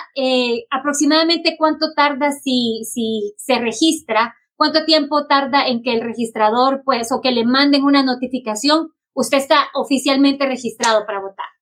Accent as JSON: {"language": "Spanish", "country": "Honduras", "moved": "yes", "lives_now": "Fairfax County, United States", "said": "soy eh, originalmente de Honduras y soy miembro de la comunidad inmigrante del condado de Fairfax"}